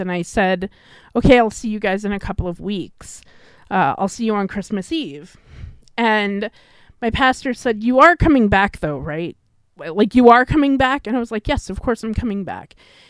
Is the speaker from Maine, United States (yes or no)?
no; New York, United States; accent: New York; now in Canada; since I'm living in Canada, and my New York accent only comes out when I'm really pissed off.